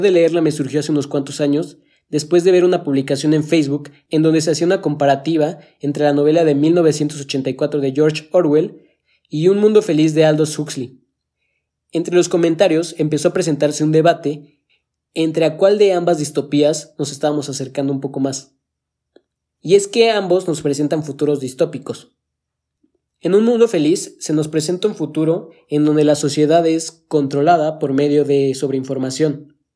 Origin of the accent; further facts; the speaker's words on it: Mexico; cómo es que parece que nosotros como mexicanos tenemos la obligación de priorizar el apoyo a los movimientos que se dan aquí en nuestro país antes de apoyar a cualquier otro movimiento